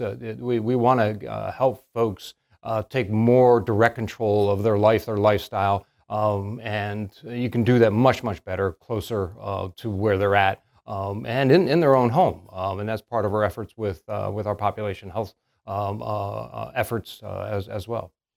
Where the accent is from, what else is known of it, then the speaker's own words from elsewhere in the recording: northern Pennsylvania, United States; moved away as an adult; now in Salisbury, United States; We knew each other back in my hometown up in northern Pennsylvania